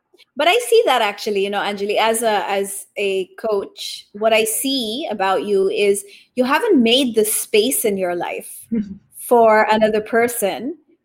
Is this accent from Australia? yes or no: no; Japan; also born or lived in Taiwan; I was born in Taiwan, raised in Japan.